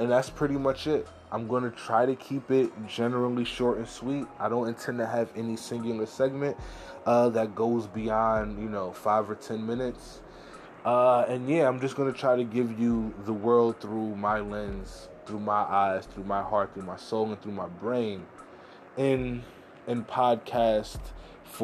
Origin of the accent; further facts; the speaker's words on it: New York City, New York, United States; I'm from America, I'm from New York City, I'm from Harlem, I'm a Black guy